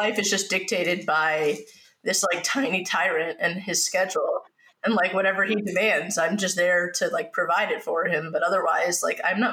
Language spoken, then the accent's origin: English; New York, United States; I'm a New Yorker